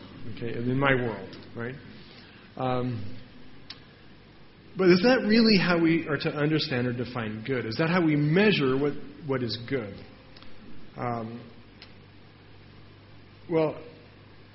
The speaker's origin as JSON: {"language": "English", "country": "United States", "said": "I'm from America"}